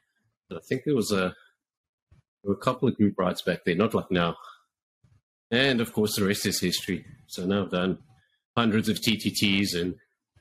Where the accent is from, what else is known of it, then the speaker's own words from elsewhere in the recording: South Africa; moved away as an adult; now in Canada; I'm actually from South Africa originally. Moved to Canada in 2016.